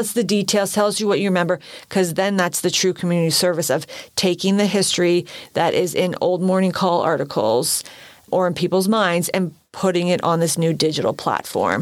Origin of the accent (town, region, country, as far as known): Allentown, Pennsylvania, United States; born or raised there